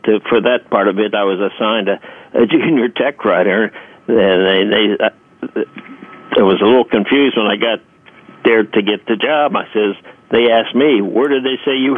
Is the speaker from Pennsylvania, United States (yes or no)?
yes; Pittsburgh, Pennsylvania, United States; moved away as an adult; I was born and raised in Pittsburgh, Pennsylvania